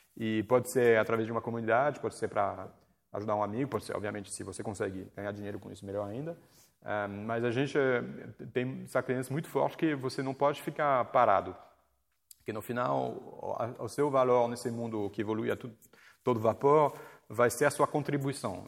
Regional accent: France; accent: French; Portuguese is a second language; moved away as an adult; now in Brazil; Eu estudei toda a minha vida no, na França. Eu sou francês, eu fiz faculdade lá, então cheguei no Brasil com 22 anos não sabia falar português

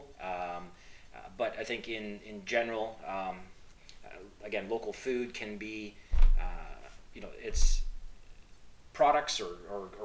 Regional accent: Eastern Ontario, Canada; also born or lived in Guelph; I grew up in Eastern Ontario, growing fruits and primarily vegetables, mixed vegetables with my parents

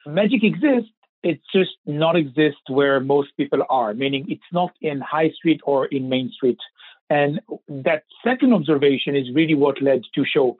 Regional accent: Israel; I was born and raised in Israel, which I'm sure you can kind of tell by my accent

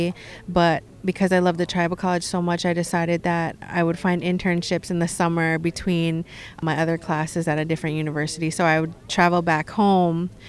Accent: Red Lake Nation, Minnesota, United States; I am from the Red Lake Nation

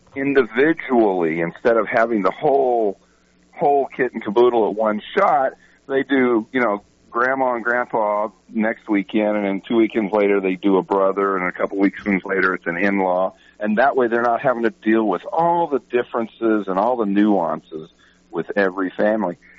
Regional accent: Texas, United States; I'm from Texas

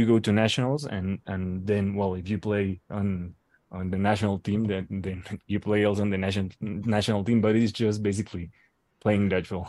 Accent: Mexico; from Mexico.

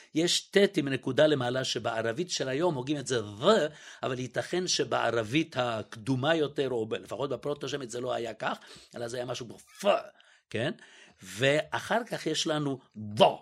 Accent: Israel; also born or lived in Budapest, Hungary; גדלתי, אני מוכרח להגיד, בילדותי, זה אחד הדברים הנפלאים שגדלתי בשכונת עולים

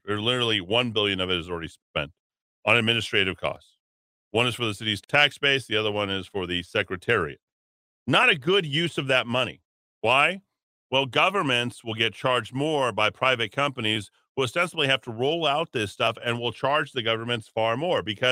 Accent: Albuquerque, New Mexico, United States; my hometown of Albuquerque

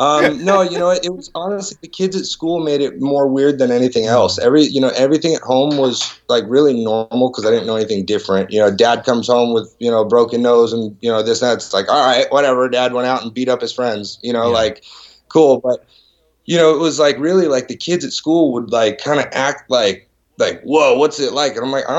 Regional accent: Van Nuys, California, United States; born there; also born or lived in Florida; And I was born in Van Nuys.

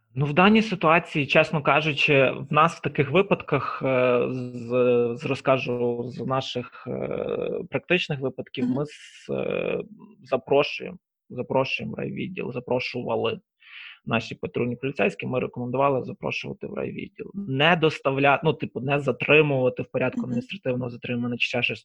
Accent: Lviv, Lviv Oblast, Ukraine; сам я Саме ріс у Львові на Сихові

